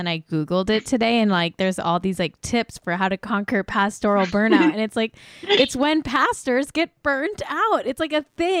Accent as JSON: {"language": "English", "town": "Manhattan Beach", "region": "California", "country": "United States", "tie": "born or raised there", "said": "he literally lives in my hometown of Manhattan Beach."}